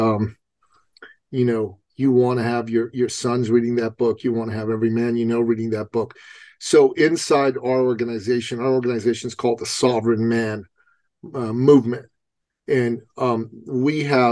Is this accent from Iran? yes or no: yes; Iran; moved away; I come from a traditional society. I come from Iran